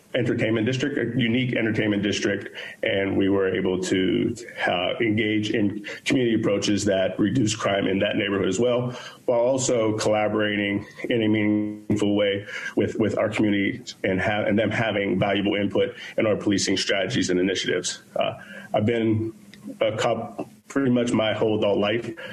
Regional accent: Pittsburgh, Pennsylvania, United States; born and raised in Pittsburgh, Pennsylvania

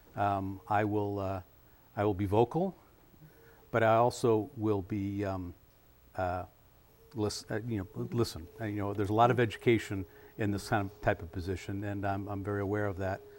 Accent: Madison, Wisconsin, United States; also born or lived in Washington, D.C.; I was born and raised here in Madison

